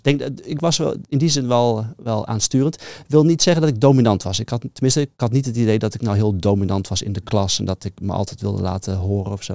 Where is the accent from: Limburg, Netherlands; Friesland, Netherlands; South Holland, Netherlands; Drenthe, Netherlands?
Friesland, Netherlands; near Leeuwarden; maar wel daar mijn hele jeugd eh, getoefd inderdaad. Um, klein dorpje naast Leeuwarden geboren.